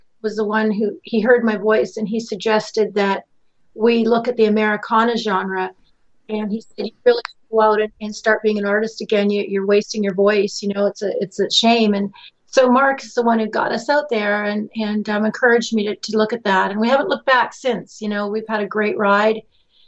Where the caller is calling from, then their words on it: Ontario, Canada; I'm calling from Lake Erie on the Ontario, Canada side tonight, so it's really good to be here.